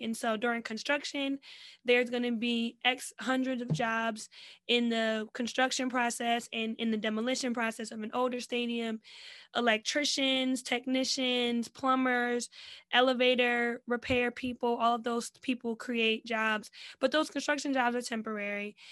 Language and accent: English; New Jersey, United States; I'm from Jersey